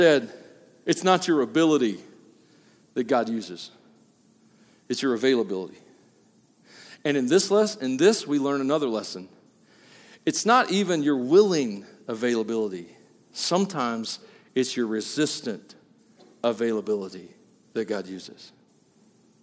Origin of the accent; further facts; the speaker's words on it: Tennessee, United States; I'm from Tennessee